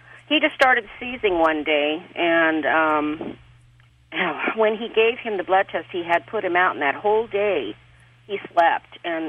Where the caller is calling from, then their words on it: Fresno, California, United States; Fresno, California.